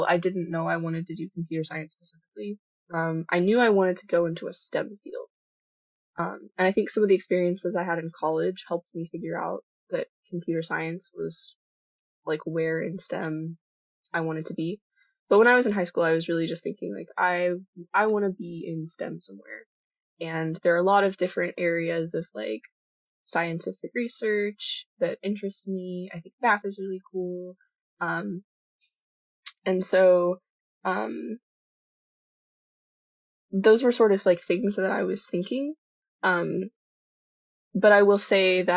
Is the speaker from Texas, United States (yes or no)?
yes; Colleyville, Texas, United States; moved away; I am originally from Fort Worth, Texas. For my DFW people who are listening, Colleyville specifically